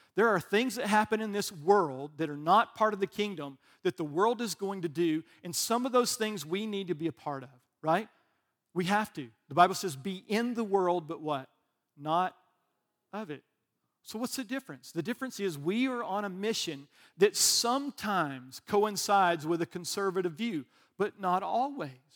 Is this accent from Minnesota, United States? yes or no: no; Alabama, United States; I'm from Alabama